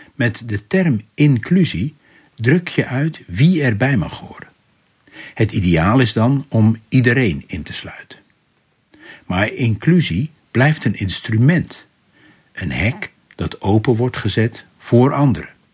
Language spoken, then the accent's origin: Dutch; Rotterdam, South Holland, Netherlands; Als Rotterdammer